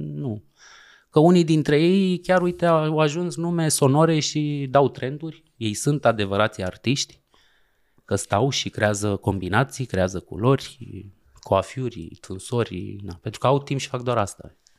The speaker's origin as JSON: {"language": "Romanian", "country": "Romania", "also_born_or_lived": "France", "moved": "as an adult", "said": "noi, ca români"}